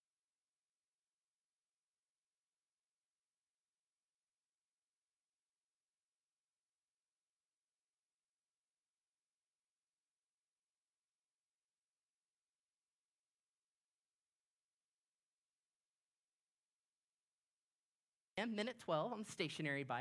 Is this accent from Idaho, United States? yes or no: no; Orlando, Florida, United States; I grew up in Orlando, Florida